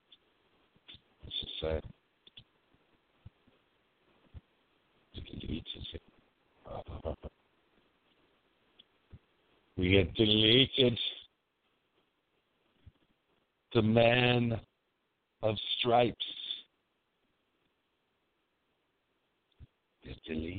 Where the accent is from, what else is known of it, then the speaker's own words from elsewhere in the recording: California, United States; my hometown, California